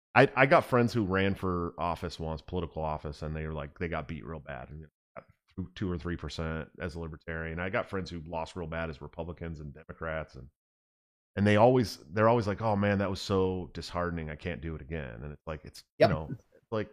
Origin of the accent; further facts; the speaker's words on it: North Carolina, United States; I am proud of my home state, North Carolina, getting greater than 50K registered libertarians.